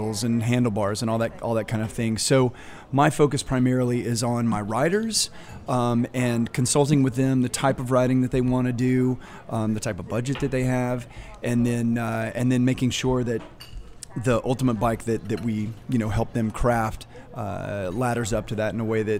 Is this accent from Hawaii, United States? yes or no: no; Texas, United States; moved away as an adult; now in New Orleans, United States; my hometown